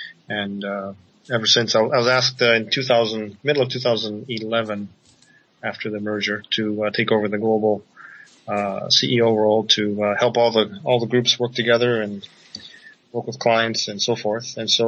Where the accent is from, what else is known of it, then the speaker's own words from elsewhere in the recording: Japan; Being born and raised in Japan, I was given the gift of being able to speak, read, and write Japanese as well as English.